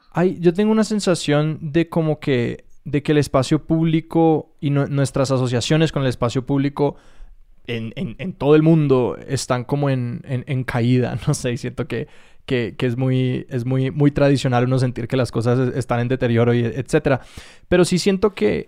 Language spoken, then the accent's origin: Spanish; Chía, Cundinamarca, Colombia; soy de Bogotá, pero de Chía